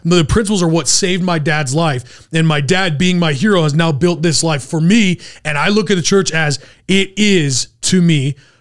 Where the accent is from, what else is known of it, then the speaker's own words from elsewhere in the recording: Utah, United States; also born or lived in San Antonio, Texas; I grew up in Utah